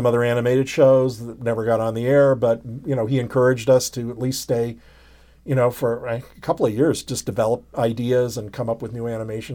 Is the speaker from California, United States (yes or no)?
yes; San Francisco, California, United States; moved away as an adult; also born or lived in Los Angeles; I was from San Francisco, from the area, and I thought, oh, it'd be fun to go home for a while